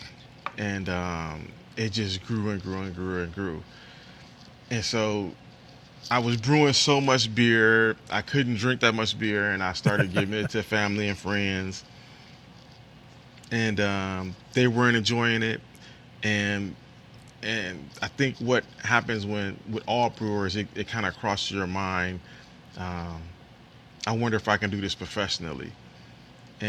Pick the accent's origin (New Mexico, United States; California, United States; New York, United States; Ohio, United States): Ohio, United States; Toledo; I'm born and raised in Toledo, but we're actually located in Holland, Ohio.